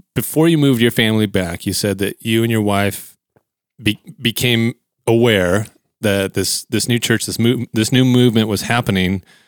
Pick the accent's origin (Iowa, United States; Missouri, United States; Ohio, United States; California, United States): California, United States; Bakersfield; my hometown of Bakersfield